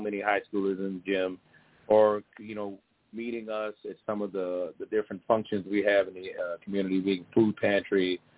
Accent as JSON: {"language": "English", "town": "Kankakee", "region": "Illinois", "country": "United States", "tie": "born or raised there", "said": "next year we get a show in my hometown"}